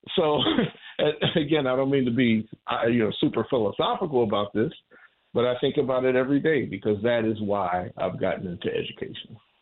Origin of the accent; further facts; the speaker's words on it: Warren, Ohio, United States; the Pentecostal church that I grew up in in Warren, Ohio